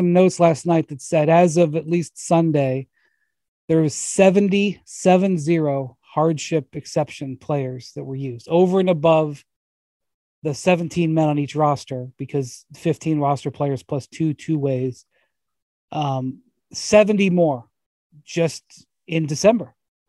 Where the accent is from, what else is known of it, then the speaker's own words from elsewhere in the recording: Cleveland, Ohio, United States; They spend Christmas Day in Cleveland, which I'm from Cleveland, but you know, Christmas Day in Cleveland by yourself, I wouldn't say it's the highlight of your life.